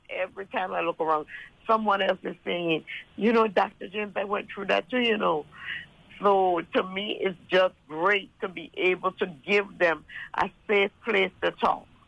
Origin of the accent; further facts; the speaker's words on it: U.S. Virgin Islands; now in Jacksonville, United States; I was born and raised in St. Thomas, U.S. Virgin Islands, and I am now live in Jacksonville, Florida